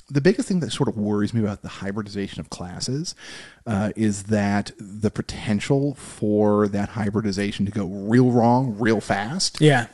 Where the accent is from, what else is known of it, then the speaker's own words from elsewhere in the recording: United States; You know, you're American, I'm American. We don't have royalty out here.